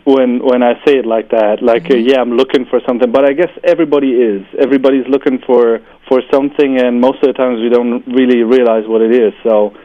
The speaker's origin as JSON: {"language": "English", "country": "Germany", "also_born_or_lived": "Beijing, China", "said": "I'm German. Half German, half Hungarian."}